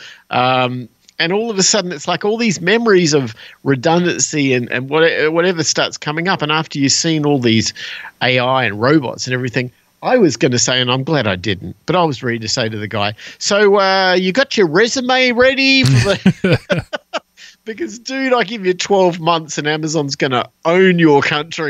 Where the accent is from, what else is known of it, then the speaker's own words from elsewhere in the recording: Australia; moved away; I was from Australia.